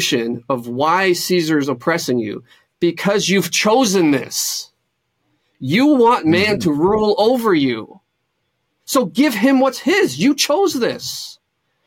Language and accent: English; Romania; now in Windsor, Canada; I'm from Romania